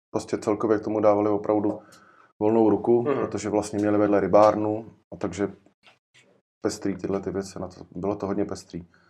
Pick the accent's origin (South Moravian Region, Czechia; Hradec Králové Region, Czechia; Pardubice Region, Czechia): Hradec Králové Region, Czechia; Jičín; pocházím z Čína